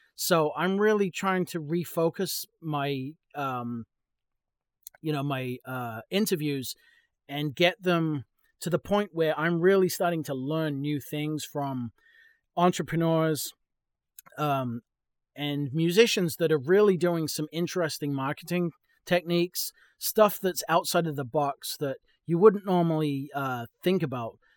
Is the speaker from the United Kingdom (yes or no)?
yes; England, United Kingdom; moved away as an adult; now in Texas, United States; I'm from England, um, I moved to, uh, New England